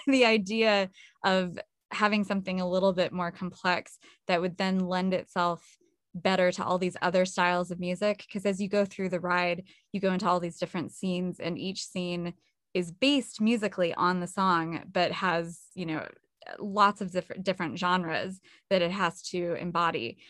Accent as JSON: {"language": "English", "region": "California", "country": "United States", "said": "I'm from California and, uh, not Southern California, but, um, not too far away"}